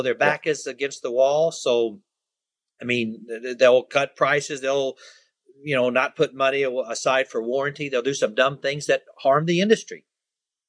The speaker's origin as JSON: {"language": "English", "country": "United States", "said": "I'm an American."}